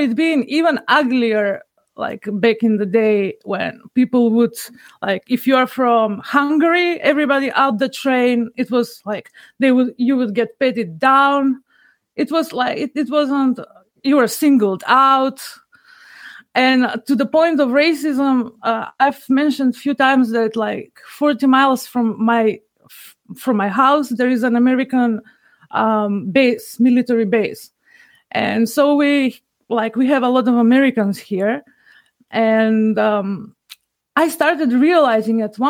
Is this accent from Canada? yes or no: no; North Macedonia; I'm from Macedonia, which is recently been renamed North Macedonia